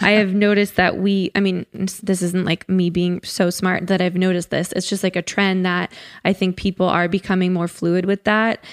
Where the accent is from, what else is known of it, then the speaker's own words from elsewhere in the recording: Connecticut, United States; I grew up in Connecticut